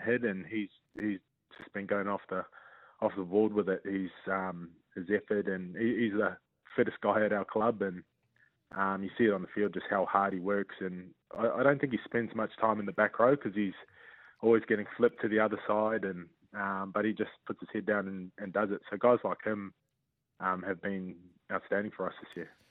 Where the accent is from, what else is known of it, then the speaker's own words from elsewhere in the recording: New Zealand; being in my home country, um, playing for, you know, obviously the Warriors are the only team in the country.